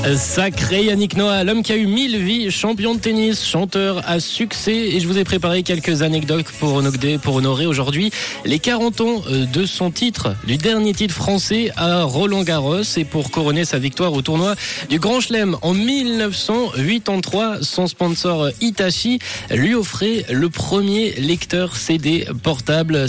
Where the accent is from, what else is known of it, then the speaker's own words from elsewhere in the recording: Switzerland; chez nous en Suisse